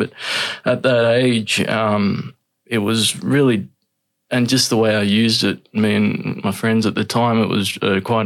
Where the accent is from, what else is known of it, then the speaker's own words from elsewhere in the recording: Sydney, New South Wales, Australia; I grew up Northern Beaches in Sydney.